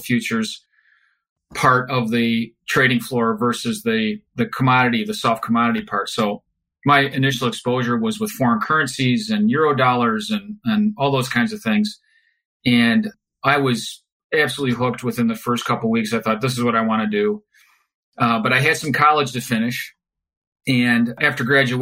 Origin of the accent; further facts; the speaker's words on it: Chicago, Illinois, United States; moved away as an adult; now in California, United States; growing up in Chicago. And then once we moved to California about 25 years ago